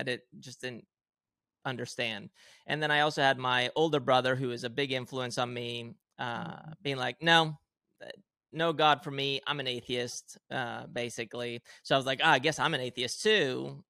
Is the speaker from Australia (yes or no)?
no; Spain; have Swedish parents, non-religious, if anything, Protestant, maybe something like that. And then I grew up in Spain, heavily Christian, Catholic specifically. I went to Catholic school, you know, wore the uniform, did the whole thing.